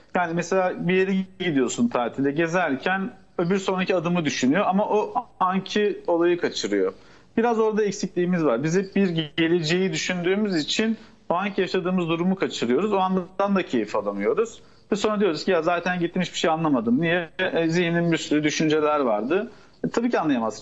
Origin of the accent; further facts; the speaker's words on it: Turkey; bizim Türk toplumunda